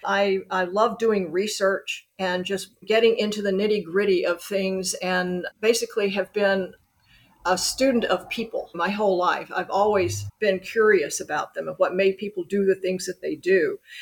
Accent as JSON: {"language": "English", "town": "Birmingham", "region": "Alabama", "country": "United States", "tie": "born or raised there", "also_born_or_lived": "New York City / Los Angeles / Tokyo / Hong Kong", "moved": "yes", "lives_now": "Chattanooga, United States", "said": "I grew up in Birmingham, Alabama."}